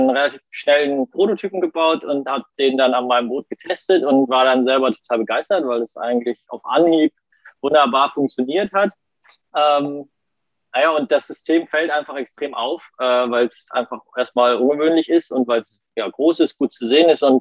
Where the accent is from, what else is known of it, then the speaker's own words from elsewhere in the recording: Kiel, Schleswig-Holstein, Germany; ich äh, komme aus Kiel, bin auch in Kiel geboren und aufgewachsen und ähm, ja, bin auch in Kiel zur Schule gegangen